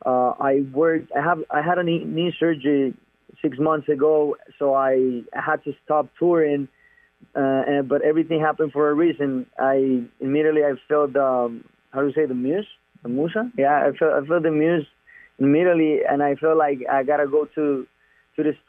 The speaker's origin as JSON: {"language": "English", "town": "Medellín", "region": "Antioquia", "country": "Colombia", "tie": "born or raised there", "said": "I'm from Medellin. Medellin is the name of the city in my hometown."}